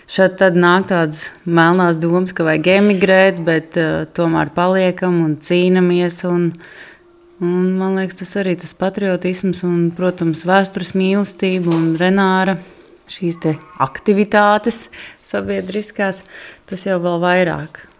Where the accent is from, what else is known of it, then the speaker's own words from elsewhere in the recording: Latvia; Jā, es esmu latvietis.